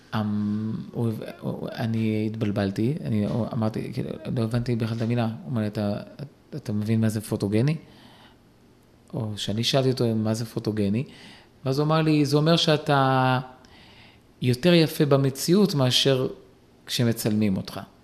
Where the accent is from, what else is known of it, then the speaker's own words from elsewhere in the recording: Kiryat Ata, Haifa District, Israel; גדלתי בקריית אתא